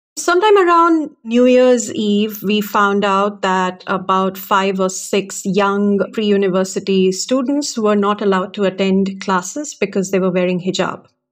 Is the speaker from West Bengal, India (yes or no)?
no; Bangalore, Karnataka, India; I'm from Karnataka myself. I've grown up in Bangalore